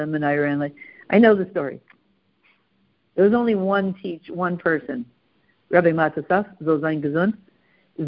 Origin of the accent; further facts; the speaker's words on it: Canada; we're very Canadian